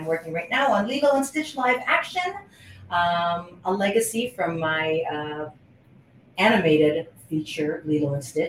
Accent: Honolulu, Hawaii, United States; moved away as an adult; now in Los Angeles, United States; I was born and raised in Honolulu, Hawaii, in an area called Kalihi

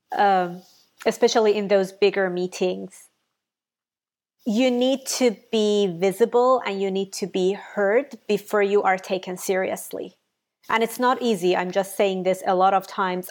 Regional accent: Iran; English is a second language; moved away as an adult; now in United States; I'm from Iran.

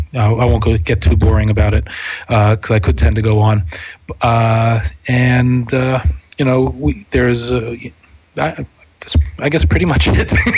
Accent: Pittsburgh, Pennsylvania, United States; now in Brooklyn, United States; I moved here from Pittsburgh. So I, I still consider myself from Pittsburgh, actually, although I've lived here in New York more than uh, half my life at this point.

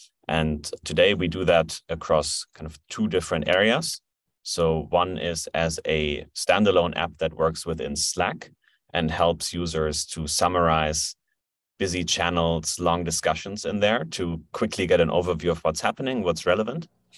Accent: Germany; So I'm originally from Germany. I've been living in Berlin since 2016.

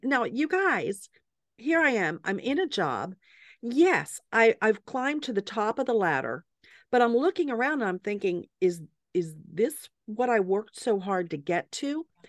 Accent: the South, United States; moved away as an adult; also born or lived in Pittsburgh, Pennsylvania / Atlanta, Georgia / South Carolina / Massachusetts; I'm from the South, grew up in Atlanta and South Carolina

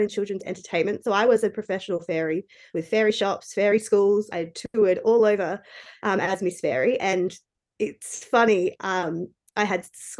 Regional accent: Adelaide, South Australia, Australia; moved away as an adult; now in Newcastle, Australia; I'm originally from Adelaide, but just at the beginning of 2020, my then boyfriend and I moved to Newcastle in New South Wales

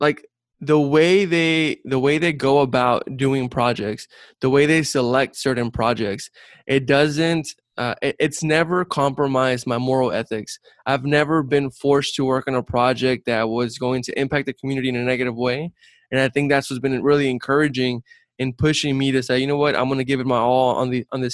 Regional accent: Brownsville, Texas, United States; I'm originally from South Texas, from Brownsville, Texas. Raised by a single mom. I grew up very humble beginnings

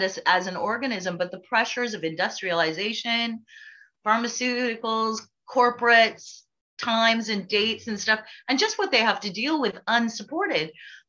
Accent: United States; moved away as an adult; also born or lived in California; now in Ireland; my being American

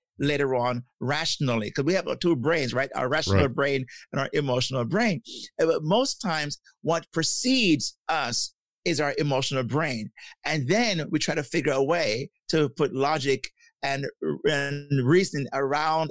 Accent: Jamaica; I'm from Jamaica, and growing up in Jamaica, we were taught that we should not show our emotions

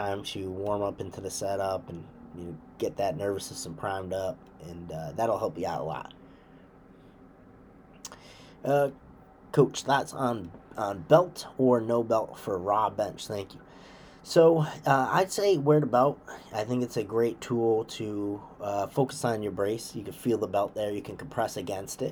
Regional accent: Western Massachusetts, United States; I grew up in Western Mass, so that's my home area

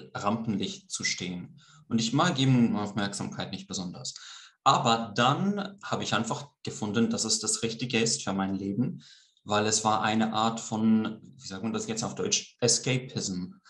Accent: Greece; accent: Swiss; first language Swiss German and Greek; moved away as an adult; also born or lived in Switzerland / London, United Kingdom; now in Almada, Portugal; ich bin halb Grieche, halb Schweizer. Äh, ich bin zwar hauptsächlich in Griechenland aufgewachsen, mhm. aber ich bin äh, Muttersprachler in beiden Sprachen, also Schweizerdeutsch, nicht Hochdeutsch

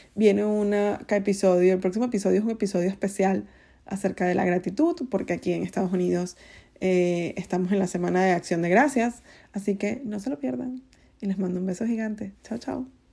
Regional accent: Venezuela; soy venezolana

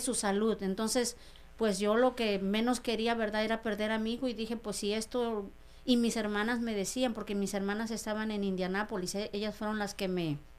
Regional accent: María Lombardo de Caso, Oaxaca, Mexico; moved away as an adult; also born or lived in Los Angeles, United States; now in United States; soy de la Sierra Mije de Oaxaca. Mi pueblo se llama María Lombardo de Caso Mije, Oaxaca.

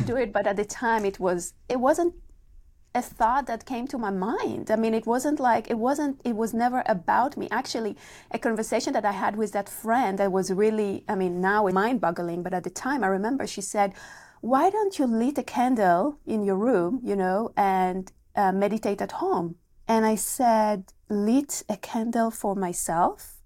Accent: Israel; moved away; I'm coming from Israel originally

